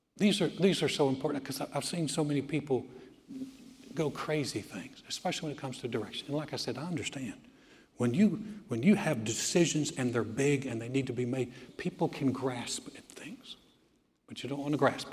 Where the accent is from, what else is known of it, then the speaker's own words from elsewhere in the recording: Greensboro, North Carolina, United States; moved away; my hometown, Greensboro, North Carolina